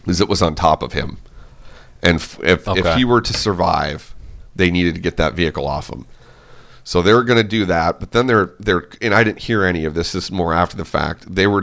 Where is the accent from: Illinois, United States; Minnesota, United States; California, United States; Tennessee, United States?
Minnesota, United States; Cottage Grove; Cottage Grove, Minnesota.